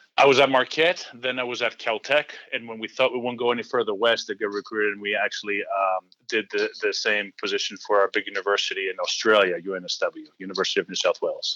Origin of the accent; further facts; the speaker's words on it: Greece; moved away as an adult; So I was born and raised in Greece.